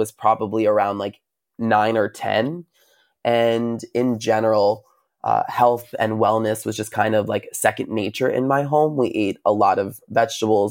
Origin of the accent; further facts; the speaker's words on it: Long Island, New York, United States; I'm from Long Island, New York.